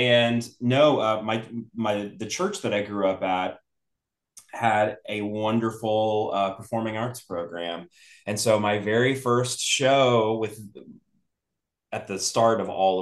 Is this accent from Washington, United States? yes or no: no; Dallas, Texas, United States; I was born and raised here in Dallas.